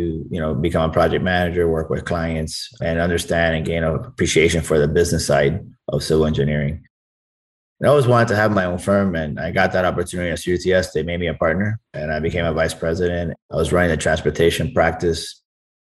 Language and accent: English; Miami, Florida, United States; I was born in Miami, first generation Cuban American, and I've lived my whole life here.